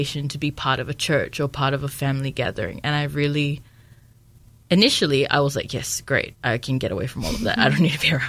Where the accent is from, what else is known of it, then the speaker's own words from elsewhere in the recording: Samoa; moved away as an adult; now in New Zealand; I was born and raised in Samoa